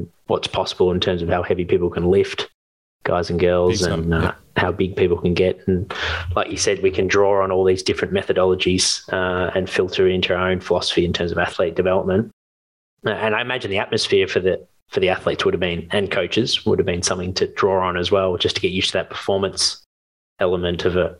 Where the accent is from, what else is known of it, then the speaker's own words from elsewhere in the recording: Melbourne, Victoria, Australia; I grew up in St Kilda